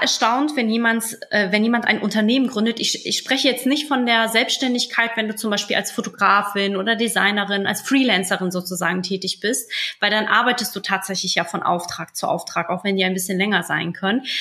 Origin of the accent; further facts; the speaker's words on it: Poland; moved away; Ich komme zwar aus Osteuropa, aus Polen